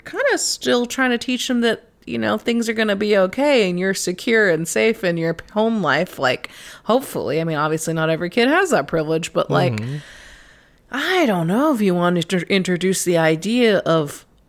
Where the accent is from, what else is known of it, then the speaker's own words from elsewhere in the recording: Texas, United States; I'm from Texas.